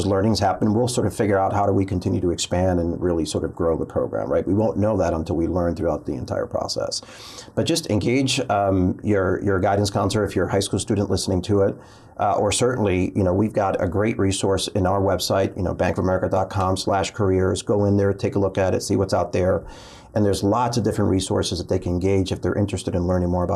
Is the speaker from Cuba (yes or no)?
yes; Cuba; now in United States; I was born in Cuba.